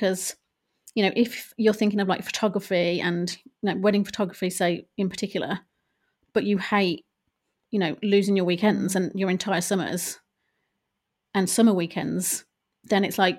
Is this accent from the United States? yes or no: no; Ireland; now in England; it did come about at the at a time when I was moving from Ireland to England.